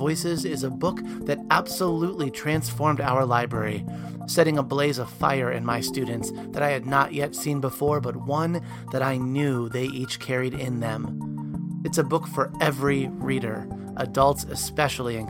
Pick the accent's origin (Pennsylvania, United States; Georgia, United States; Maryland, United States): Maryland, United States; Baltimore; Baltimore, my hometown